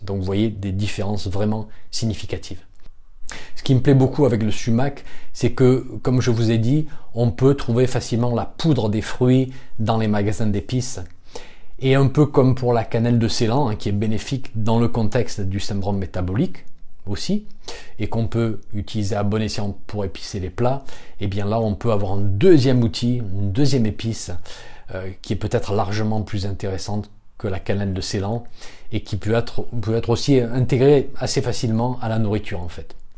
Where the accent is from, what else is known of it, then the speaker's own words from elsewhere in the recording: France; chez nous en France